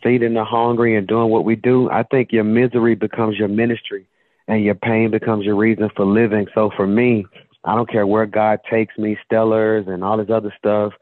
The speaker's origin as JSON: {"language": "English", "town": "Birmingham", "region": "Alabama", "country": "United States", "said": "I'm from Birmingham, Alabama"}